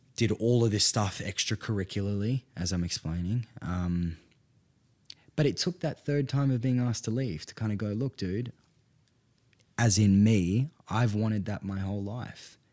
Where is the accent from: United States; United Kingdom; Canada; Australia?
Australia; Perth, Western Australia; also born or lived in Northern Italian Alps; I'm from North Perth